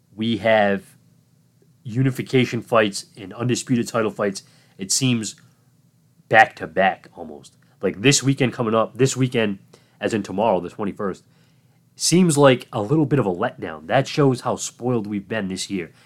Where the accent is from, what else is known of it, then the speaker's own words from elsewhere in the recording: Massachusetts, United States; Massachusetts, my home state